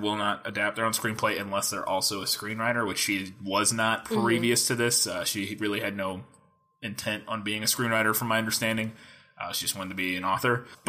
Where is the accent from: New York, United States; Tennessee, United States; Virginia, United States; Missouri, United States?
Missouri, United States; Since we are from Missouri and live in small town Missouri.